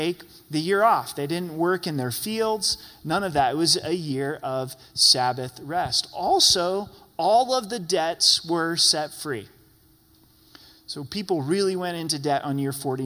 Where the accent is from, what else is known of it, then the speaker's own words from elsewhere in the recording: Southern Oregon, United States; now in Colorado Springs, United States; went back to my hometown where I was born. I haven't been there for 15 years